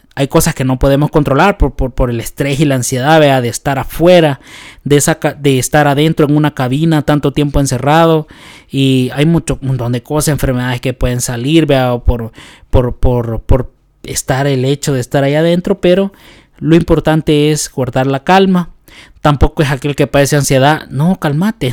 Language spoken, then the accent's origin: Spanish; El Salvador; nosotros como salvadoreños